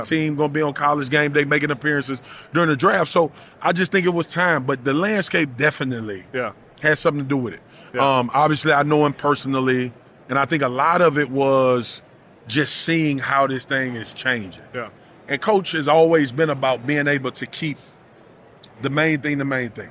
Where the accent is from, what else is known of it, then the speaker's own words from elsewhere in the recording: Louisiana, United States; I grew up in Louisiana